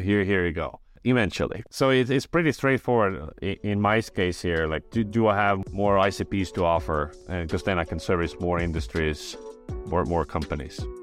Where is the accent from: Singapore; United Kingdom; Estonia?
Estonia; I was born in Estonia. I grew up in Estonia